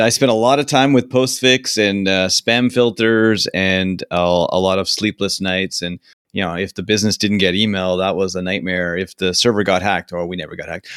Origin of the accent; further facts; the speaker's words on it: Canada; I'm Canadian